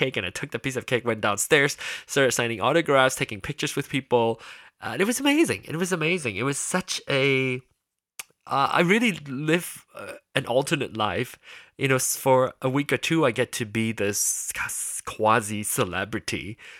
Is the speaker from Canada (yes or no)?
no; Penang, Malaysia; that is where I was born, where I was growing. I grew up in Penang.